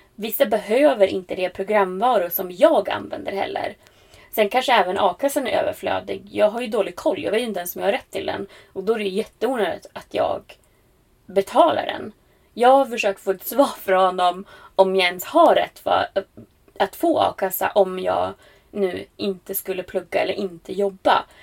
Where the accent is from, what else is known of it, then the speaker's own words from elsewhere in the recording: Västerås, Västmanland, Sweden; moved away as an adult; Jag kommer ju faktiskt från Västerås ursprungligen.